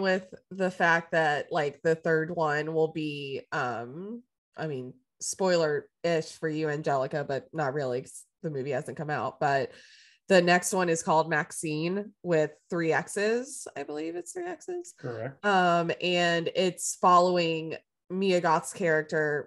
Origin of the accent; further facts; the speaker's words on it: the South, United States; I grew up in the South